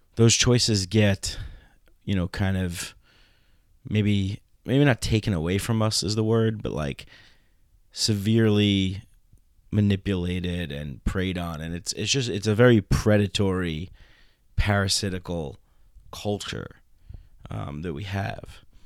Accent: New York, United States; I grew up in New York

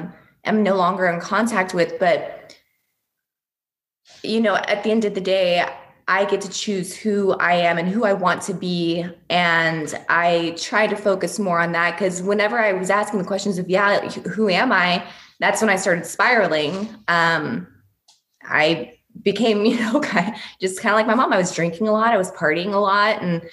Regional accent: Russia; born there; And I was like, well, I was born in Russia, and my dad is Persian.

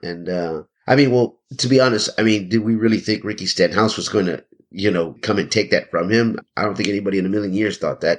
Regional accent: Houston, Texas, United States; also born or lived in San Antonio, Texas; I'm originally from San Antonio, born and raised the early part of my life there. But, you know, my mother moved us to Houston when I was still very young

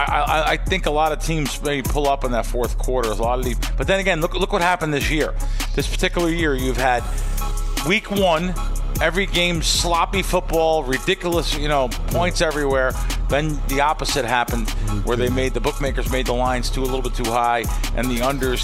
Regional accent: New Jersey, United States; also born or lived in New York; I grew up in North Jersey, New York

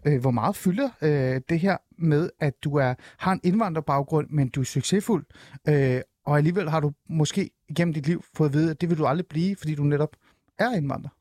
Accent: Denmark; also born or lived in Shiraz, Iran; Jeg kom til Danmark, da jeg var fem år

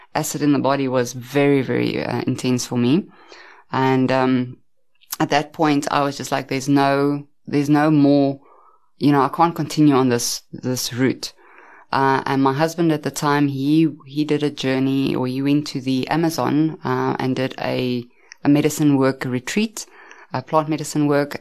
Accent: Centurion, Gauteng, South Africa; I grew up in Pretoria, Centurion, as well. Um, I've stayed there most of my life

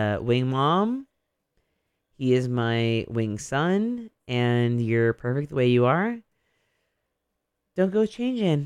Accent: Modesto, California, United States; also born or lived in Oakland, California; now in Bay Area, United States; I moved to Modesto when I was 8 years old. I lived there from age 8 to 17, and then I moved away.

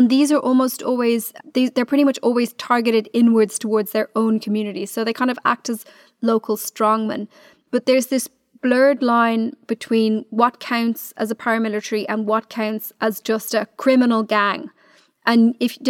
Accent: Dublin, Leinster, Ireland; I'm from Dublin.

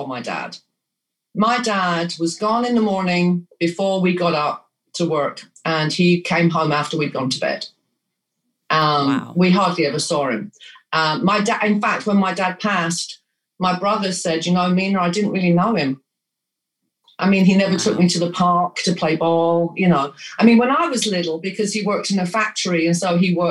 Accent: London, United Kingdom; moved away as an adult; also born or lived in Hackney, London / Los Angeles, United States; now in United States; I grew up in Haringey, in the borough of Haringey.

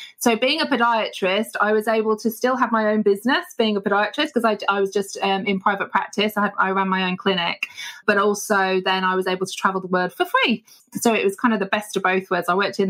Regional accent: Manchester, North West England, United Kingdom; also born or lived in Papua New Guinea; Okay, so I'm originally from a place called Manchester here in the UK. That's where I was born. And we traveled around a lot, actually, as a family growing up.

